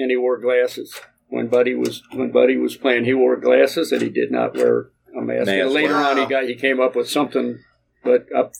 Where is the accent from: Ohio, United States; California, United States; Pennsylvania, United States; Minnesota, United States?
Ohio, United States; Cincinnati; the group of us that had been born and raised in Cincinnati